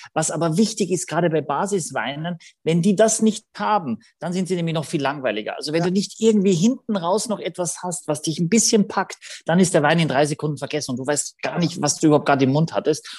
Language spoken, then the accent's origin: German; Gallizien, Carinthia, Austria; mein Heimatort ist Galizien in Österreich mit zwei L